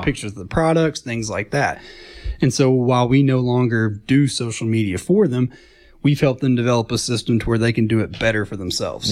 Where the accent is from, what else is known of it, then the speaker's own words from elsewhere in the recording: Chattanooga, Tennessee, United States; I grew up in Chattanooga over in Saint Elmo